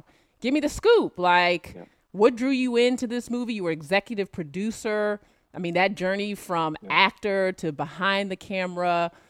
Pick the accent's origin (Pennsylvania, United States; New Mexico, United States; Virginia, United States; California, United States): Virginia, United States; Alexandria; But I'm from Alexandria, Virginia.